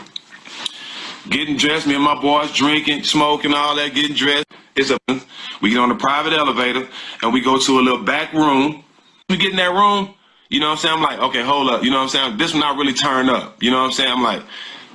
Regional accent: Port Arthur, Texas, United States; I'm from Texas. I'm from Port Arthur, which is an hour from Houston

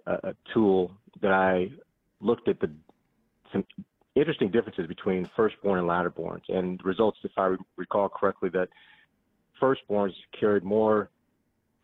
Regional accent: Seattle, Washington, United States; moved away as an adult; also born or lived in Southern California / Davis, California; growing up in Seattle, it's wet, it's raining most of the time, overcast

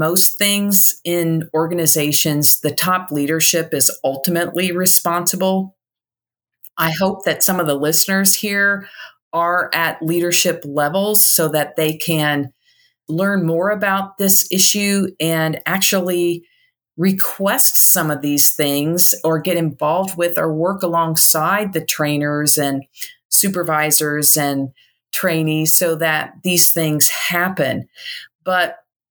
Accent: Indiana, United States; now in Chattanooga, United States; I'm originally from Indiana

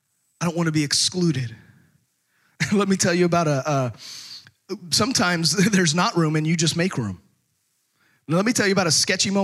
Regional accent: Texas, United States; also born or lived in out west; now in Arkansas, United States; growing up in Texas

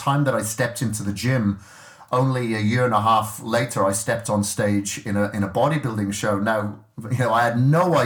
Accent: Wales, United Kingdom; I grew up in Wales and I grew up on a farm

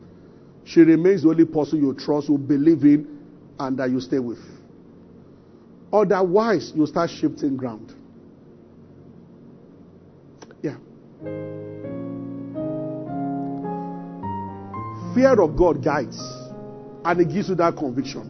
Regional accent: Abeokuta, Ogun State, Nigeria; moved away as an adult; also born or lived in Ibadan; I grew up in Abeokuta

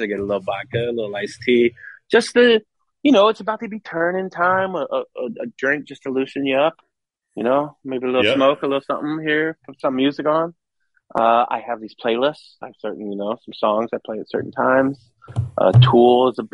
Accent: West Coast, United States; now in Scottsdale, United States; I'm from West Coast.

